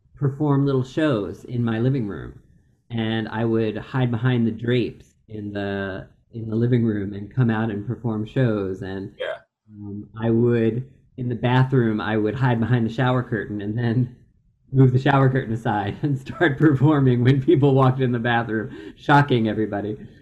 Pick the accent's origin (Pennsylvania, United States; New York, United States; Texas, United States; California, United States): Pennsylvania, United States; Philadelphia; I grew up in Philadelphia, out outside of the city, more in the suburbs